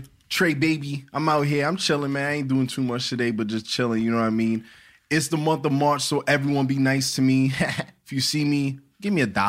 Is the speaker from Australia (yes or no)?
no; Jamaica; I'm Jamaican.